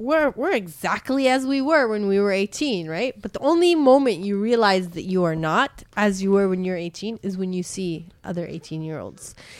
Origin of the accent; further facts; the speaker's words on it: Canada; moved away; my friends who I grew up with in Canada